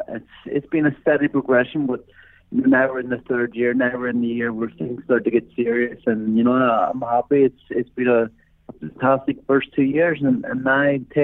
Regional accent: Ireland; So it's being Irish, the boxing St. Patrick's Day is in probably the greatest city in the world.

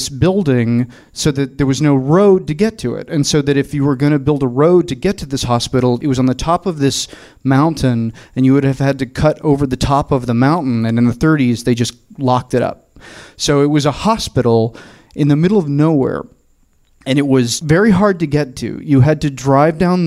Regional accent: Murfreesboro, Tennessee, United States; now in Los Angeles, United States; I am from the South. My family is very Southern, and we're from a small town called Murfreesboro, which is 30 miles south of Nashville.

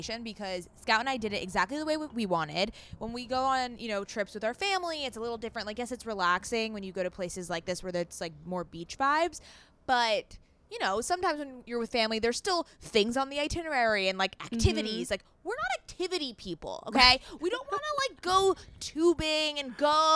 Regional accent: Southern California, United States; we are from Southern California

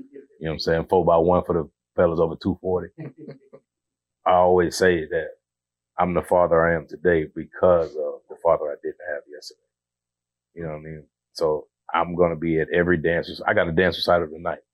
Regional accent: Georgia, United States; I'm from Georgia. You know, I grew up single parent household.

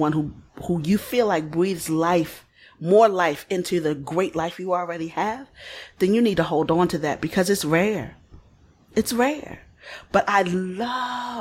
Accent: Baltimore, Maryland, United States; I come from Baltimore

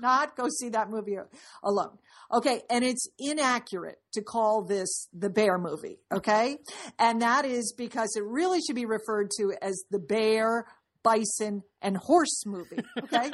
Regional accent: Dallas, Texas, United States; I'm from Dallas

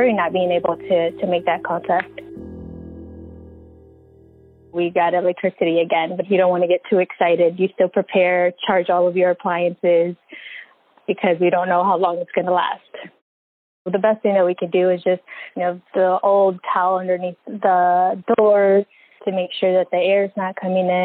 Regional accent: Houston, Texas, United States; I'm from Houston, Texas, born and raised.

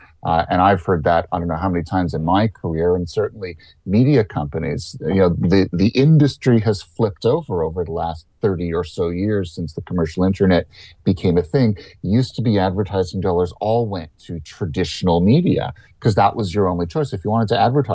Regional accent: Canada; as a Canadian

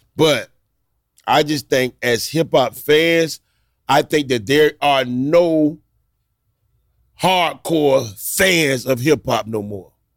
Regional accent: Miami, Florida, United States; I grew up in Liberty City

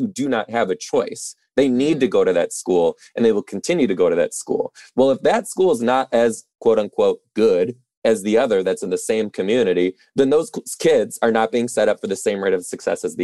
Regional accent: Detroit, Michigan, United States; moved away; I'm originally from Detroit too

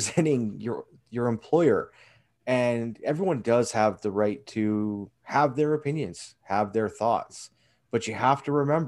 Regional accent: Canada; as a Canadian

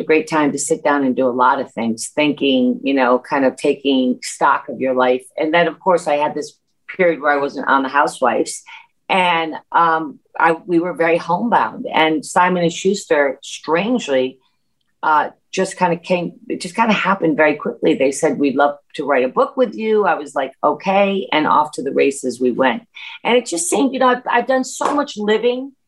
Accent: New York, United States; also born or lived in Berkshires

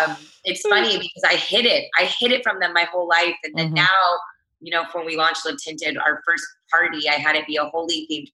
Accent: Texas, United States; also born or lived in Chicago, Illinois / Los Angeles, California; I grew up in Texas my whole life.

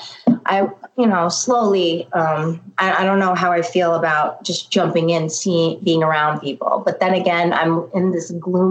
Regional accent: New York City, New York, United States; born and bred in Staten Island.

